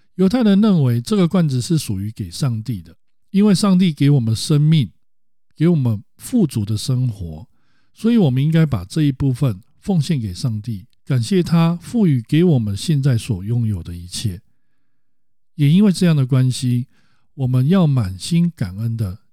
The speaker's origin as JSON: {"language": "Chinese", "country": "Taiwan", "said": "我们台湾人家长在教育小孩的时候"}